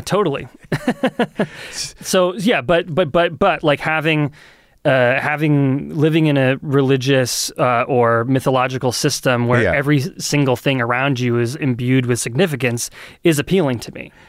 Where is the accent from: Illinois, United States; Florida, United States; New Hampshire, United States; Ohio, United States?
New Hampshire, United States; Lee; also born or lived in Portsmouth, New Hampshire; I grew up in Lee